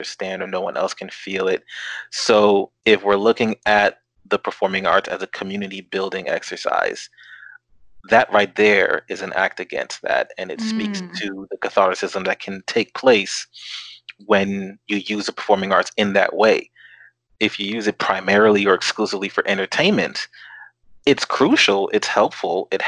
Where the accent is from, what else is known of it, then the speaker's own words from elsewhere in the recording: Newark, New Jersey, United States; growing up in Newark, being surrounded by that vibrancy